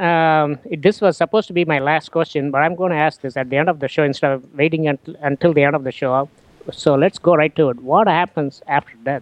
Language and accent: English; India; moved away; I come from India